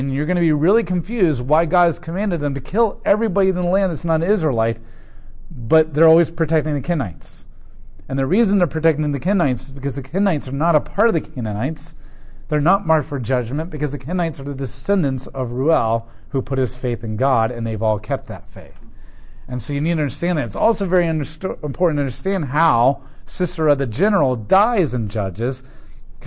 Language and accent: English; Columbus, Ohio, United States; I'm an American, I'm Ohioan, I'm a Colombian, Columbusite.